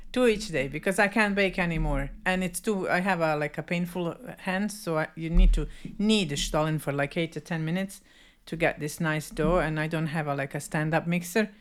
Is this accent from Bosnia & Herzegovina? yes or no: yes; Bosnia & Herzegovina; even us Bosnians, Serbians, Croatians, we, we, we have a strong culture